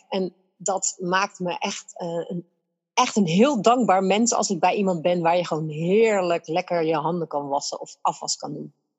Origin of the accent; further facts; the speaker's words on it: Netherlands; wij zijn Nederlanders